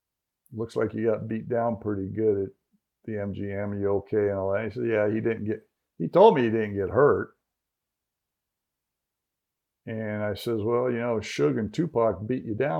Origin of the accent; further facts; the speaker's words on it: Las Vegas, Nevada, United States; But I walked up and I said … I'm from Las Vegas.